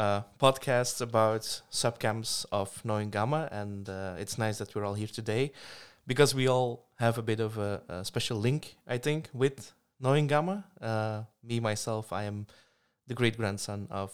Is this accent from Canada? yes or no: no; Belgium; I'm from Belgium